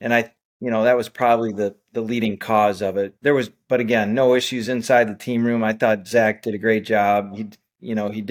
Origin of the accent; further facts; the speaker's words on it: Wisconsin, United States; in the home state of Wisconsin, in my home state